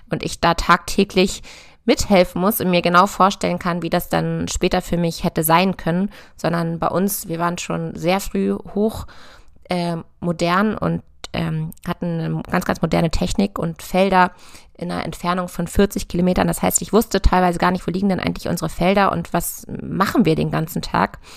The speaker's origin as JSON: {"language": "German", "region": "Lower Saxony", "country": "Germany", "tie": "born or raised there", "said": "Ich bin auf einem landwirtschaftlichen Betrieb aufgewachsen in der Nähe von Hannover und habe Landwirtschaft in Göttingen studiert und anschließend ein paar Jahre in Berlin gelebt"}